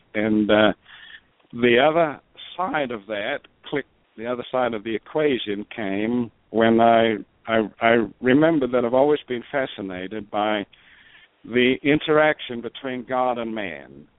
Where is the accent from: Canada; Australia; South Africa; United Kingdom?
Australia; South Australia; moved away as an adult; also born or lived in Adelaide, Australia / Tulsa, United States / Houston, United States; now in Albuquerque, United States; I was born in born and raised in Australia